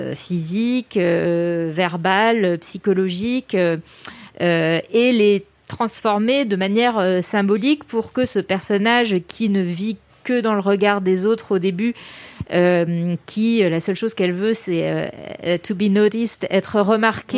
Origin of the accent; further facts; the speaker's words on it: France; je suis française